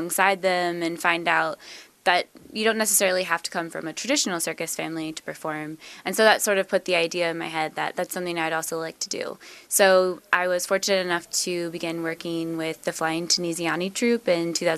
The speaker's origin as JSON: {"language": "English", "town": "Peru", "region": "Indiana", "country": "United States", "tie": "born or raised there", "also_born_or_lived": "Seattle, Washington", "moved": "as an adult", "said": "I grew up in my hometown, Peru, Indiana"}